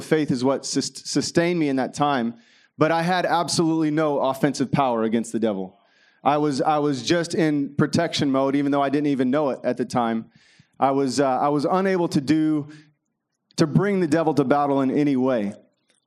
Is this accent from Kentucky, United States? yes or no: yes; Kentucky, United States; I grew up in Kentucky